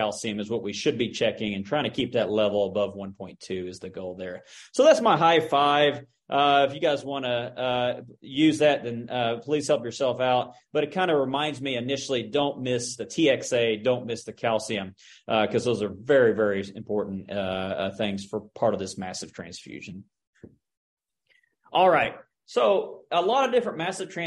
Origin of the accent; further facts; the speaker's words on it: Oklahoma, United States; moved away; I'm from Oklahoma